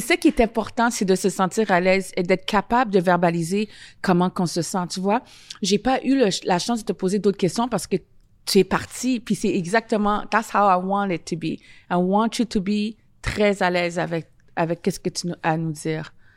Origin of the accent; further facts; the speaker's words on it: Ottawa, Ontario, Canada; moved away as an adult; now in Montreal, Canada; ça fait 15 ans que je suis ici à, Montreal. Parce que moi, je viens d'Ottawa.